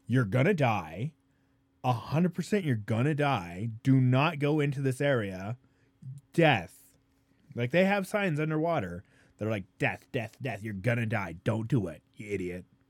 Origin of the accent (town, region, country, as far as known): Colorado, United States